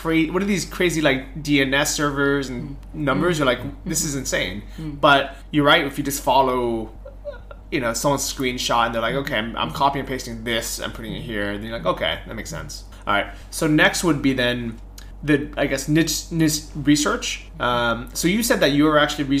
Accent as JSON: {"language": "English", "country": "United States", "said": "as an American"}